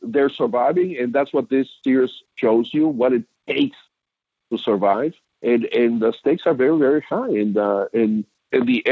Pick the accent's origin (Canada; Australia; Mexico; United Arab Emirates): Mexico; now in United States; I was raised in Mexico